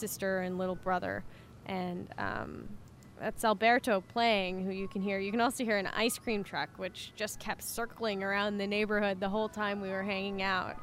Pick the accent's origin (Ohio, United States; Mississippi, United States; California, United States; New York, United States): California, United States; Central Valley; I moved back to the area where I'd grown up, in the Central Valley in California.